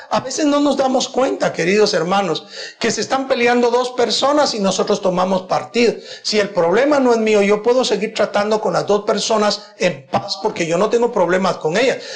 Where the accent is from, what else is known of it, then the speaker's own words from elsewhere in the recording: Guatemala; En Guatemala tenemos la dicha que ninguna persona puede acusar a la iglesia cristiana evangélica